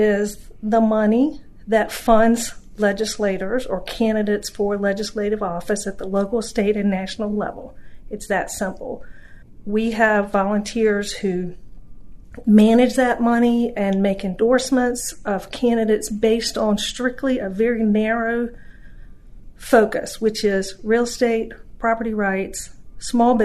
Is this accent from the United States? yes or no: yes; North Carolina, United States; moved away as an adult; now in Virginia, United States; I grew up in North Carolina. I moved to Virginia in late 80s